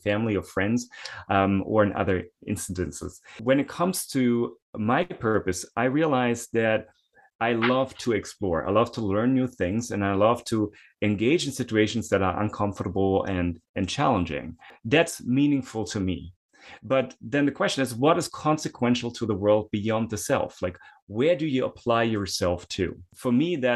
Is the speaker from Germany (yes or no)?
yes; Germany; moved away; I'm originally from Germany. I had to do military service